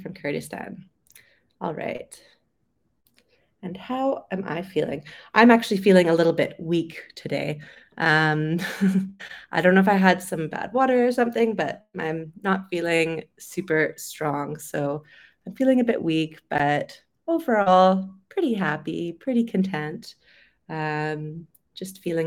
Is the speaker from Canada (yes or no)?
yes; Vancouver, British Columbia, Canada; moved away as an adult; also born or lived in London, United Kingdom; I'm originally from Vancouver on the West Coast. So I lived there most of my life, and then I moved to London in the UK.